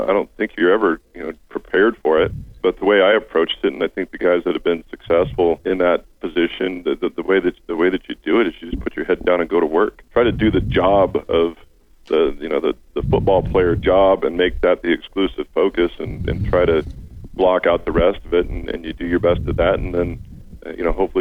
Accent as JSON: {"language": "English", "region": "the West", "country": "United States", "tie": "born or raised there", "also_born_or_lived": "Boston", "moved": "as an adult", "said": "growing up in the West, we like our sports and we cheer for our teams"}